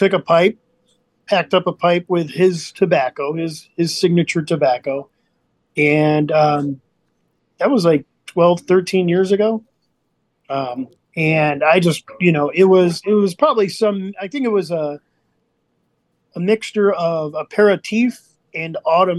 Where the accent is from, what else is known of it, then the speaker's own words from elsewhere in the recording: Arlington Heights, Illinois, United States; I am born and raised in Arlington Heights, Illinois.